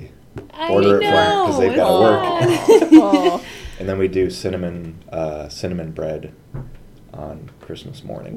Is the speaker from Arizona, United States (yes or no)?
no; Ohio, United States; moved away; I'm from Ohio.